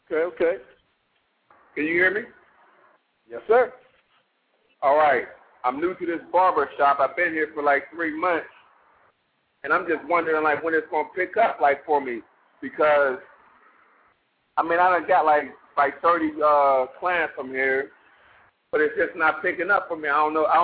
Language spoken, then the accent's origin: English; Pittsburgh, Pennsylvania, United States; now in Miami, United States; I'm from uh, I'm from Pittsburgh. I'm down here in Miami right now, though.